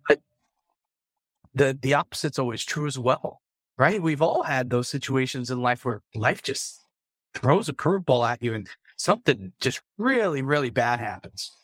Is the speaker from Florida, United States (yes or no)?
yes; South Florida, United States; moved away; I grew up in South Florida